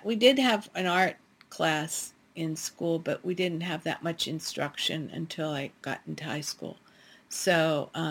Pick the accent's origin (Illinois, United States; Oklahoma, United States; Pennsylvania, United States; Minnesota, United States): Pennsylvania, United States; northwestern; I grew up in a really small town in northwestern Pennsylvania in the middle of the Allegheny National Forest